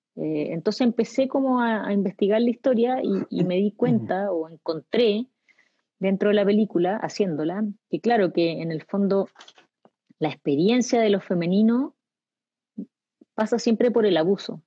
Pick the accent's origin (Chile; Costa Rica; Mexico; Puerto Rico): Chile; los chilenos somos arribistas